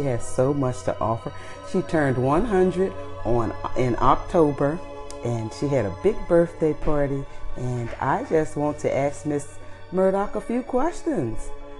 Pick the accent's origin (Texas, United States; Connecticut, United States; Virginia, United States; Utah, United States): Virginia, United States; She's a country girl like me. I'm from Virginia.